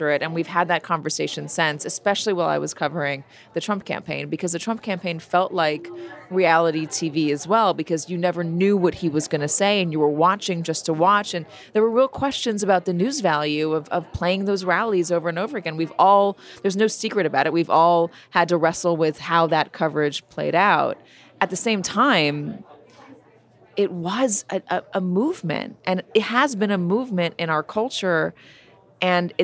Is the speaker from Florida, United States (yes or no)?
no; Los Angeles, California, United States; moved away; also born or lived in New York / London; I grew up in Los Angeles. I lived in New York. I lived in London.